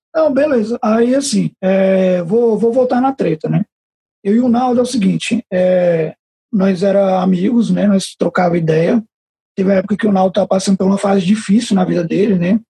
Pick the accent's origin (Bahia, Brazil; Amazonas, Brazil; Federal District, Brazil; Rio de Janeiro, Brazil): Federal District, Brazil; Taguatinga; Eu cresci na Chaparral. Eu vivi 20 anos da minha vida na Chaparral, cresci andando descalço na Chaparral